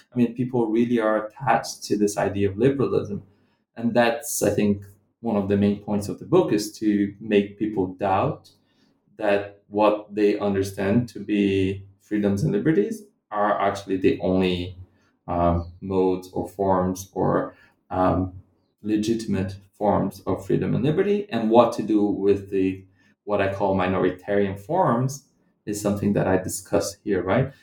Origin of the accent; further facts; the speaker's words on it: Brazilian Midwest, Central-West, Brazil; moved away as an adult; also born or lived in London / Scotland; I'm not from Rio either. So I'm not from Rio de Janeiro, the city where I did my field work. I come from a different part of the Brazilian Midwest